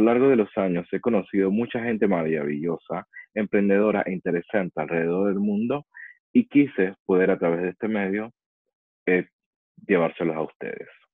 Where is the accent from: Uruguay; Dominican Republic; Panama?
Panama; also born or lived in Chile; now in Dubai, United Arab Emirates; Antes de vivir aquí, estuve varios años en Chile y anteriormente en mi país, Panamá.